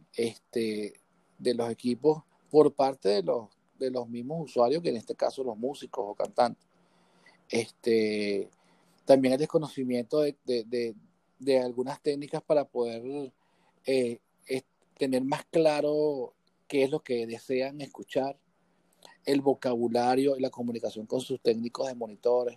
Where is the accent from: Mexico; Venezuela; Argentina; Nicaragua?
Venezuela; Guatire, Miranda; born or raised there; also born or lived in Caracas